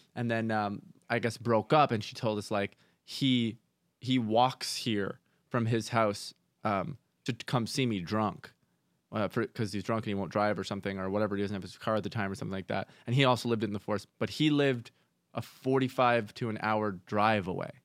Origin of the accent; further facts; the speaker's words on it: Canada; I grew up in Canada